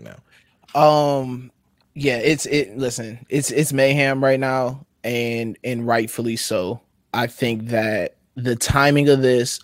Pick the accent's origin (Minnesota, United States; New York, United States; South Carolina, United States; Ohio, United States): Minnesota, United States; I'm from Minnesota. I live here